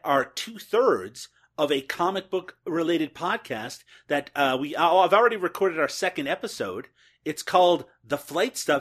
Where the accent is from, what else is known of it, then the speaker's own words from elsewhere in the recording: Newfoundland and Labrador, Canada; now in Peterborough, Canada; I'm, of course, originally from Newfoundland, Canada, and I, I currently live in Peterborough, Ontario, Canada.